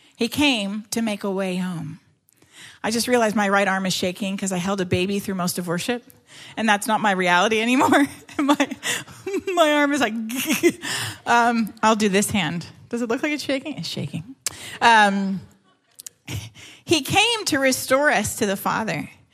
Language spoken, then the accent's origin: English; Canada; I'm Canadian uh, and I yeah I grew up in Canada